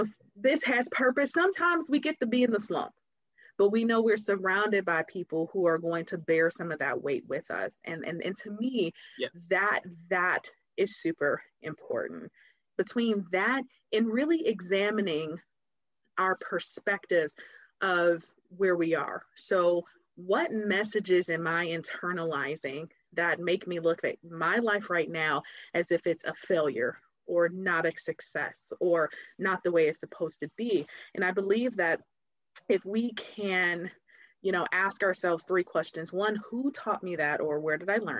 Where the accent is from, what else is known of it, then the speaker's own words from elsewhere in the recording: Detroit, Michigan, United States; now in Cincinnati, United States; So we grew up in Detroit